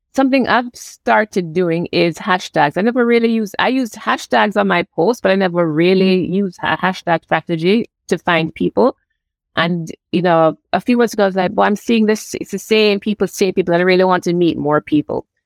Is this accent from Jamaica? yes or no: yes; Jamaica; now in Canada; I'm from Jamaica